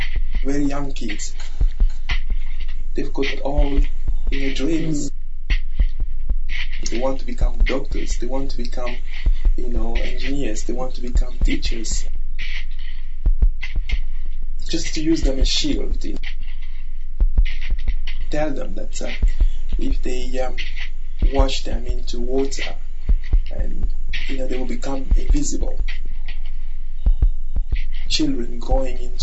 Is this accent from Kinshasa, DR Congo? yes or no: no; Kirumba, North Kivu, DR Congo; English is a second language; now in United Kingdom; I was born in Kirumba